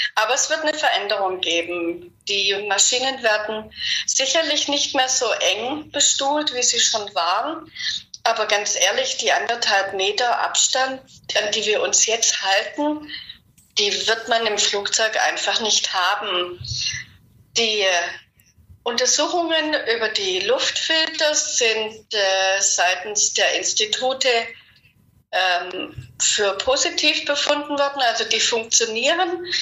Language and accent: German; Germany; wir Deutsche